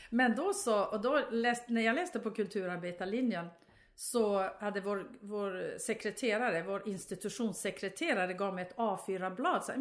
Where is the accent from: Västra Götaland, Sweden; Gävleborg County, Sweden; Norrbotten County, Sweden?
Norrbotten County, Sweden; de tyckte jag var en kuf för att jag, pratade, för att jag kom från Tornedalen.